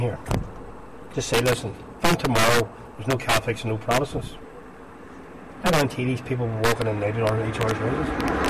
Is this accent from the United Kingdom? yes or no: yes; Belfast, Northern Ireland, United Kingdom; born there; I can show you where I was born on the Shankill.